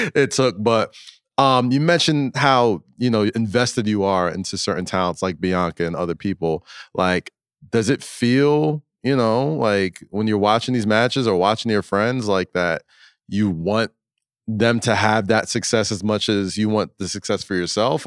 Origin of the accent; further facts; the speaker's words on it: New York City, New York, United States; I'm a New Yorker